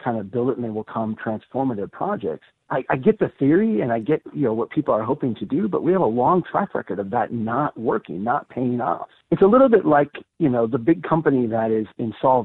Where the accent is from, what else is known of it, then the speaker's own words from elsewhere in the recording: central Minnesota, United States; my hometown here in central Minnesota